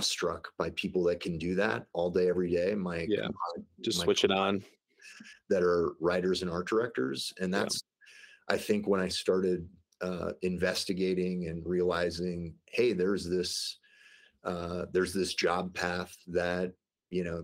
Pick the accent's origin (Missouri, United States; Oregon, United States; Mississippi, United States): Missouri, United States; St. Louis; now in Denver, United States; I grew up in the Midwest in St. Louis, Missouri